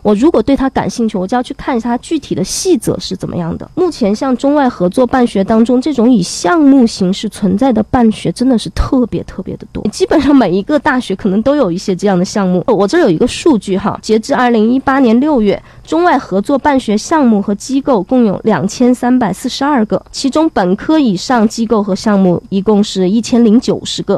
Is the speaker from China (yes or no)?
yes; Chengdu, Sichuan, China; 我们成都人是比较熟悉这个学校的